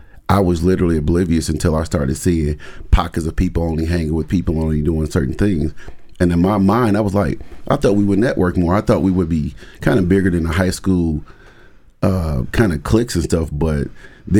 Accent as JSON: {"language": "English", "town": "Milwaukee", "region": "Wisconsin", "country": "United States", "tie": "born or raised there", "moved": "as an adult", "lives_now": "Madison, United States", "said": "I grew up in Milwaukee."}